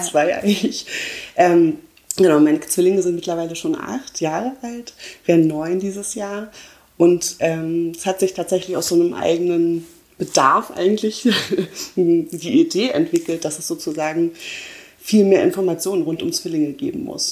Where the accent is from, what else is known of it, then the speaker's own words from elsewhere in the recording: Berlin, Germany; ich komme ja aus Berlin